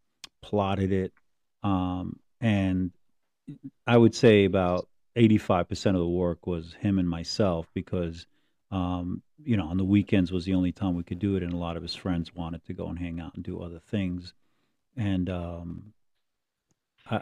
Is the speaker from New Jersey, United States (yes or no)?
yes; Hudson County, New Jersey, United States; I grew up in Hudson County